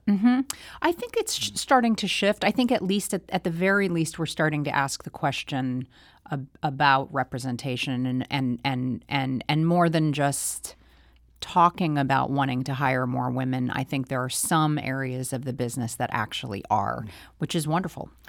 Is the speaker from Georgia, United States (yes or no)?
no; St. Louis, Missouri, United States; growing up in Saint Louis.